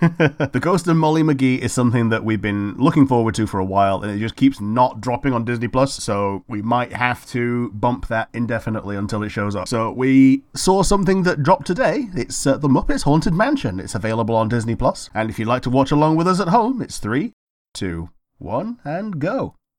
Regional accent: United Kingdom; We're also British

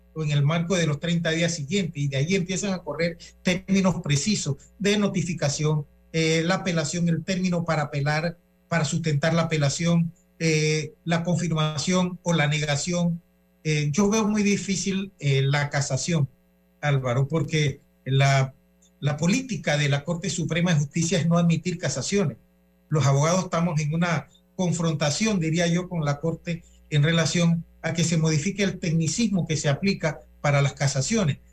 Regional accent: Panama; nosotros como panameños

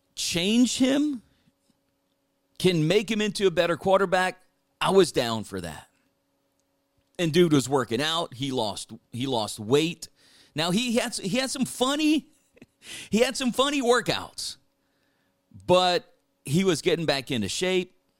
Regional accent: South Louisiana, United States; growing up in South Louisiana

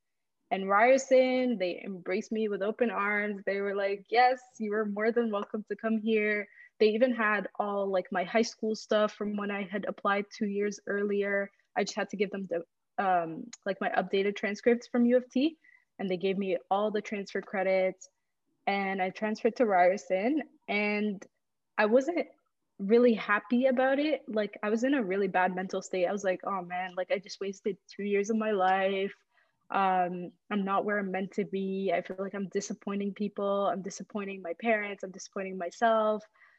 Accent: Saudi Arabia; moved away as an adult; also born or lived in Egypt; now in Canada; I was born in Egypt to two Egyptian parents, and I grew up in Saudi Arabia for pretty much all of my life until I was 18, graduated from high school there. And then I moved to Canada in 2015

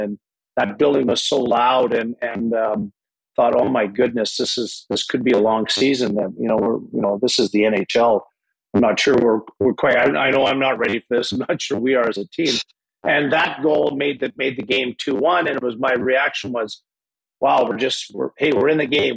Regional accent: Lachute, Quebec, Canada; moved away; also born or lived in Hawkesbury, Ontario; I changed my birthplace to Lachute, Quebec, because I, I grew up in Lachute.

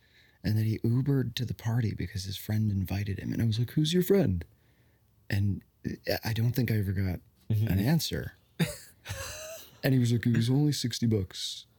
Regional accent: Connecticut, United States; born or raised there

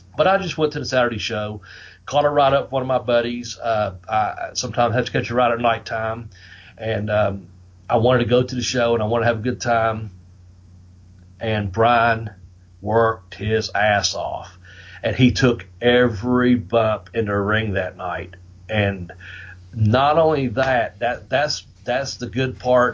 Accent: the South, United States; accent: southern; my southern accent

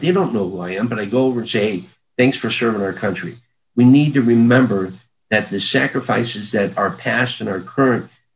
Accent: Krakow, Missouri, United States; growing up in Crockle, population of 50, dogs and cats included

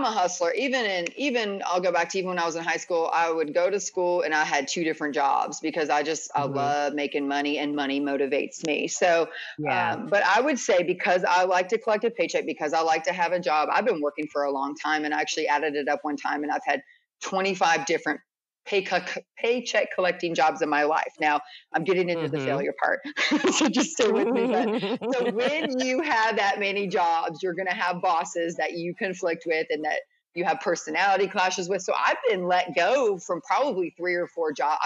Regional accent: DC area, Maryland, United States; moved away as an adult; now in Atlanta, United States; I'm from Maryland, DC area. And so I'm from a big city

